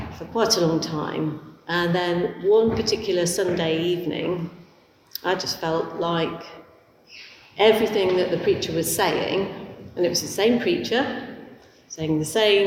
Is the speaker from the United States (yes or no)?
no; Leicester, East Midlands, United Kingdom; I was actually born in Leicester